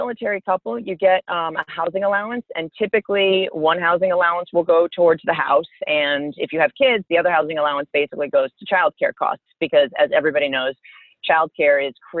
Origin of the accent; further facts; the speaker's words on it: Central Maine, United States; moved away as an adult; I'm originally from Central Maine, so not the boat shoes and lobsters part of Maine, but the bear hunting part of Maine.